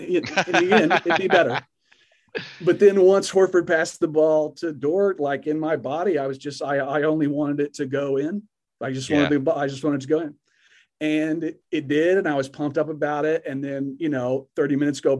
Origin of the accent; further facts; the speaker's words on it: Oklahoma, United States; moved away; I'm from Oklahoma originally